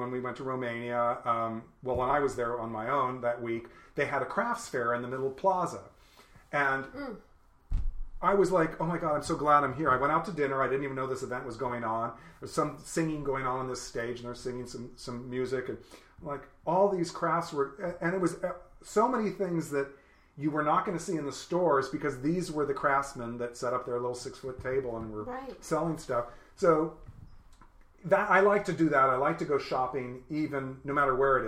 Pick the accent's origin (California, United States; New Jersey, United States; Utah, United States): California, United States; I'm a native Californian